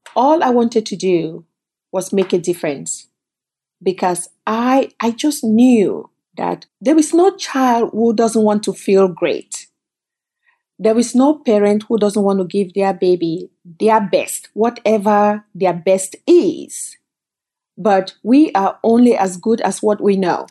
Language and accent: English; Cameroon; moved away as an adult; also born or lived in Canada; now in United States